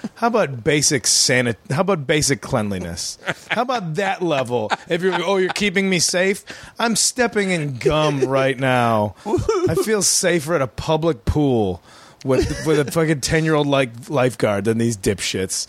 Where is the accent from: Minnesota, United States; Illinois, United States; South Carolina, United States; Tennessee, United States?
Illinois, United States; outside of Chicago; I grew up outside of Chicago